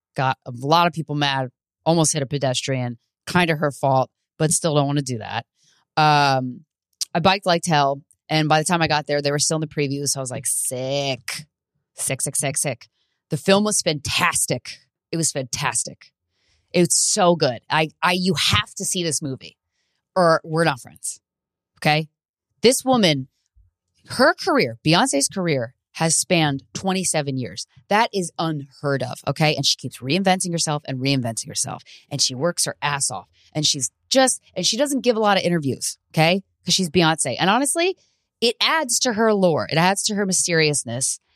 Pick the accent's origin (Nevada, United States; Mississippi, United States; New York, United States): New York, United States; New York City; I'm a New Yorker